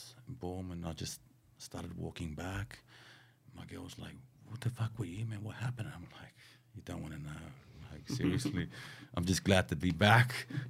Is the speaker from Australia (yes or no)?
yes; Sydney, New South Wales, Australia; bro, I'm from Sydney, Australia, man.